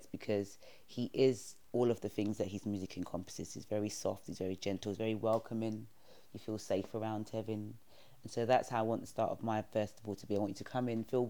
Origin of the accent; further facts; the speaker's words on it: London, United Kingdom; where I grew up in New Cross, it's an estate